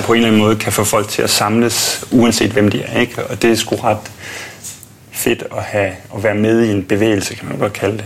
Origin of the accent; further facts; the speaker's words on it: Odense, Southern Denmark, Denmark; also born or lived in Langeland; now in Copenhagen, Denmark; jeg er vokset op på Fyn i Odense